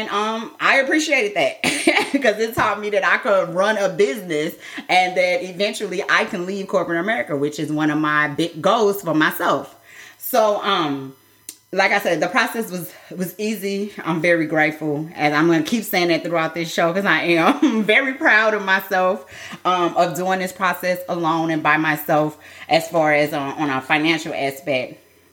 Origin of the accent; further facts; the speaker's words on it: Midwest, United States; I'm from the Midwest